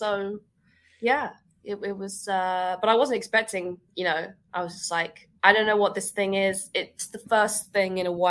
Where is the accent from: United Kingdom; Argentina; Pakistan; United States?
United Kingdom; Scotland; accent: weird accent; I am Scottish. I just have a weird accent.